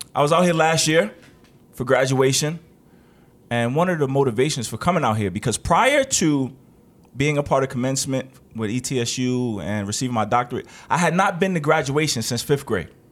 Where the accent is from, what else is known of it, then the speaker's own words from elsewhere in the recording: New York, United States; I'm from New York